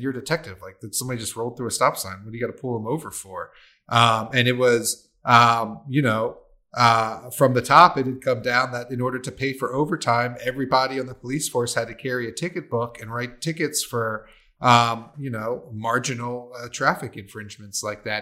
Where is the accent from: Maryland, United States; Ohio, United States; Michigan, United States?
Maryland, United States; I'm a waterman and I'm from Maryland